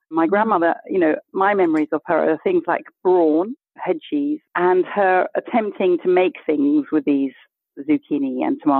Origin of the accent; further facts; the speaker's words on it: Kenya; born there; also born or lived in Botswana; I was born in Kenya.